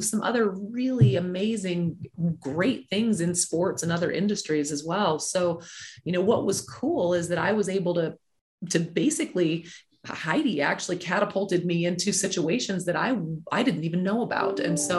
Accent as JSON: {"language": "English", "town": "Mobile", "region": "Alabama", "country": "United States", "also_born_or_lived": "Nebraska", "said": "Well, I am not originally from Nebraska. Okay. I'm originally from Mobile, Alabama, but my family and I moved around a lot. But we lived in Nebraska for about 17 years."}